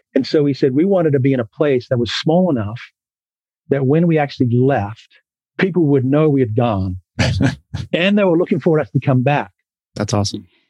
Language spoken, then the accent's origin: English; Auckland, New Zealand; accent: New Zealand, Philadelphia East Coast; moved away as an adult; also born or lived in Philadelphia, United States; now in Julian, United States; I grew up in West Auckland but I was really shaped, you know, my identity in New Zealand.